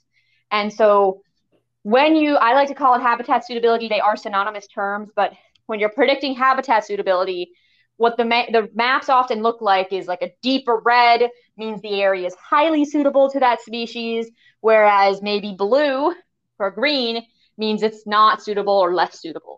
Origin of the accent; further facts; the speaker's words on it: New Hampshire, United States; I'm from New Hampshire. We have bears or moose